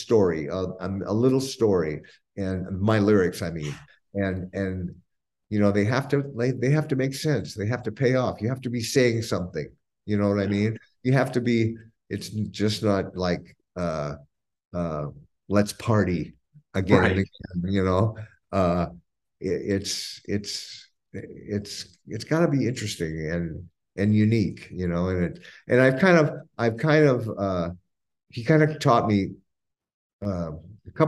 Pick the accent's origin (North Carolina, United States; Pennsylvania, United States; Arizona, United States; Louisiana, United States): Arizona, United States; Scottsdale; I grew up in Arizona. I lived in Scottsdale